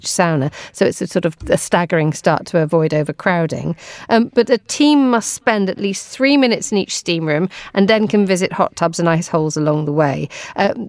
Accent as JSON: {"language": "English", "country": "United Kingdom", "said": "I'm British"}